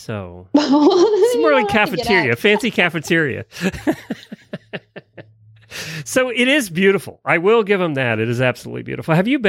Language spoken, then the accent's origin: English; Lancaster County, Pennsylvania, United States; now in Ocala, United States; I come from Lancaster County, Pennsylvania, where when you order food, the entire plate has food on it.